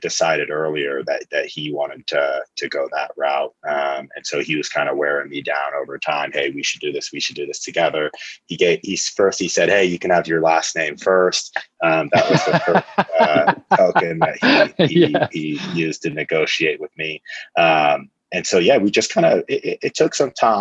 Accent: Lincoln, Nebraska, United States; moved away; I'm from Lincoln, Nebraska originally

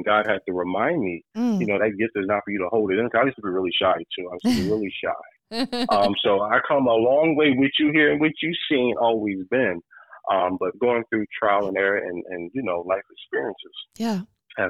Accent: Houston, Delaware, United States; I'm from Houston, Delaware, a little small town.

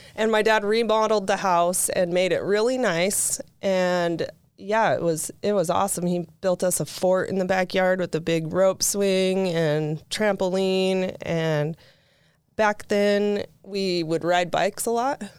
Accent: St. George, Utah, United States; also born or lived in Pleasant Grove, Utah / Provo, Utah; when we moved to Saint George when I was in first grade, um, we lived out in Ivins

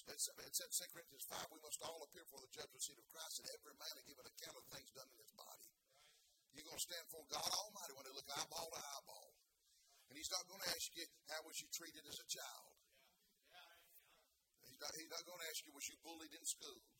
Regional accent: the South, United States; now in Columbus, United States; I am from the South.

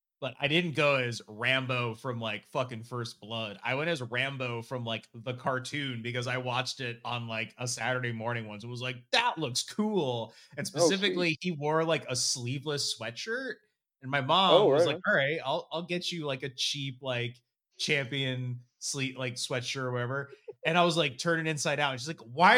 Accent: New Jersey, United States; I grew up in New Jersey

